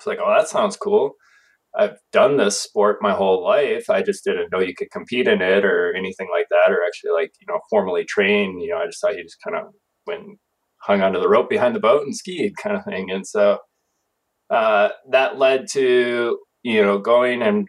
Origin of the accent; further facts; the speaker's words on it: Wisconsin, United States; moved away; I grew up in Wisconsin